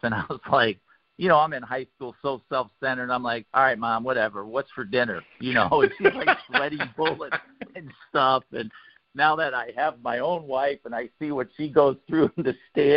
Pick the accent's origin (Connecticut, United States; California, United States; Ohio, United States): Ohio, United States; Warren; also born or lived in Cincinnati, Ohio; I grew up in Warren, Ohio